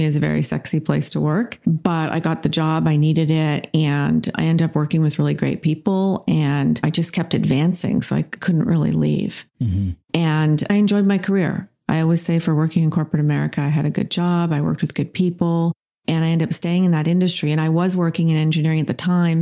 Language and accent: English; Toronto, Ontario, Canada; now in Rough and Ready, United States; I grew up in Toronto, and I feel like I grew up in the best place on the planet at the time